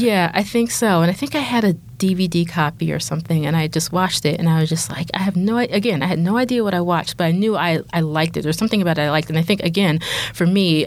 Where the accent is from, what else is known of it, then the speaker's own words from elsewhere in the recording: Philadelphia, Pennsylvania, United States; I grew up in Philly